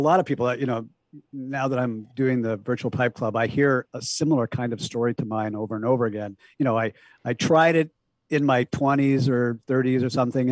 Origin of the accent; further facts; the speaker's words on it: Portland, Oregon, United States; I grew up in, the Portland, Oregon area, a sort of suburban upbringing